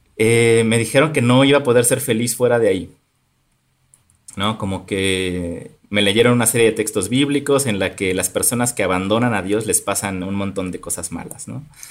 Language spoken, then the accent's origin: Spanish; Topilejo, Mexico City, Mexico; yo crecí en un pueblo llamado Topilejo